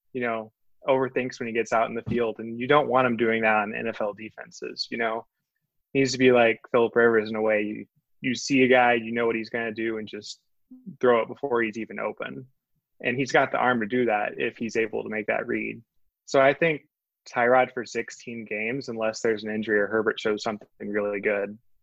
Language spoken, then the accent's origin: English; Northwest Georgia, United States; I'm originally from Northwest Georgia